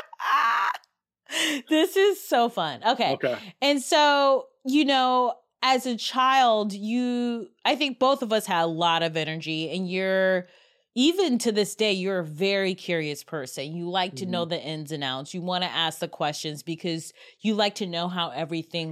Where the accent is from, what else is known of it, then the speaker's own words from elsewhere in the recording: Cleveland, Ohio, United States; We're growing up in Cleveland, Ohio. We grew up in the suburbs